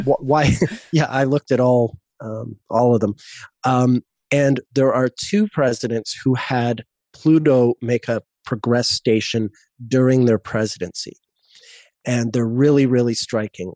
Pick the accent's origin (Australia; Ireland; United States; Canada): Canada; Montreal, Quebec; moved away as an adult; also born or lived in Vancouver; now in Cape Town, South Africa; I moved from Montreal, my hometown, to Vancouver